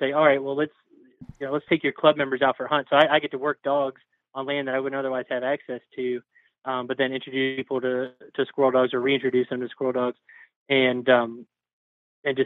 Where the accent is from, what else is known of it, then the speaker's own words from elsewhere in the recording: Virginia, United States; moved away; also born or lived in Northeast US (near PA/NJ/NY border); So I grew up in Virginia, but live in the Northeast now